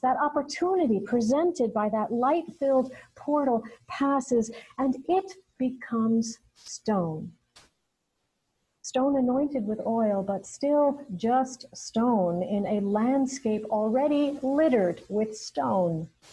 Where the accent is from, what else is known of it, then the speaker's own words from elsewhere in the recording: United States; as an American citizen